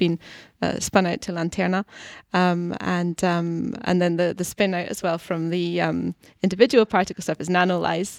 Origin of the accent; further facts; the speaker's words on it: Scotland, United Kingdom; accent: Scottish; moved away as an adult; also born or lived in London / Basel / Geneva / Stockholm; now in Gothenburg, Sweden; I grew up in Scotland, and then I, I lived in London and in Basel and Geneva in Switzerland, um, a, and then also in Stockholm and now in Gothenburg